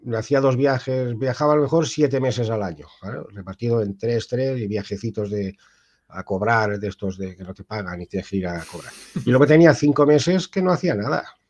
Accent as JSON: {"language": "Spanish", "town": "Ibi", "region": "Valencian Community", "country": "Spain", "tie": "born or raised there", "moved": "as an adult", "lives_now": "Tui, Spain", "said": "yo soy del pueblo de los juguetes, de Ibi"}